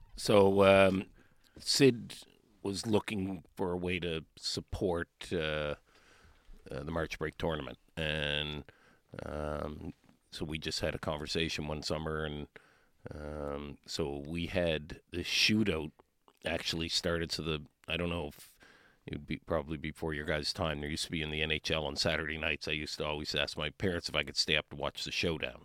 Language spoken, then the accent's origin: English; Cole Harbour, Nova Scotia, Canada; Cole Harbour, Nova Scotia.